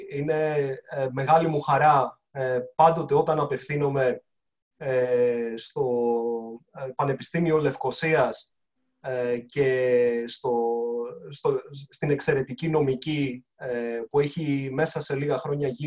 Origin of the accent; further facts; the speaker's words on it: Greece; Είμαι και σαν Έλληνας πάρα πολύ περήφανος που ένα ελληνικό πανεπιστήμιο κατορθώνει τόσα πολλά πράγματα